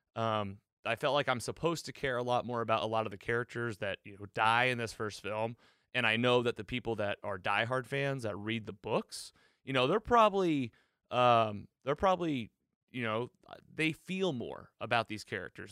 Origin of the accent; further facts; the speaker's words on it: Missouri, United States; my home state of Missouri